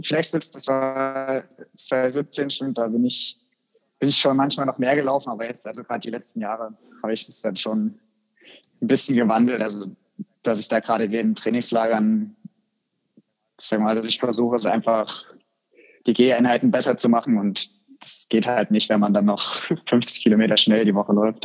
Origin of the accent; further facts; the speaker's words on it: Germany; bei uns in Deutschland